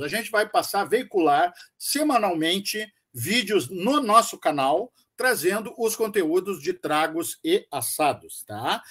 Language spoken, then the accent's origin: Portuguese; Rio Grande do Sul, Brazil; nós somos gaúchos